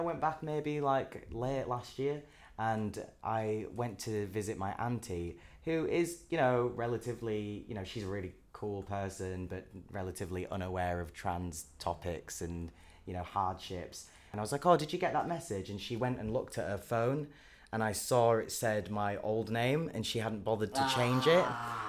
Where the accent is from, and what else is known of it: Leeds, Yorkshire and the Humber, United Kingdom; born or raised there; moved away; also born or lived in Brighton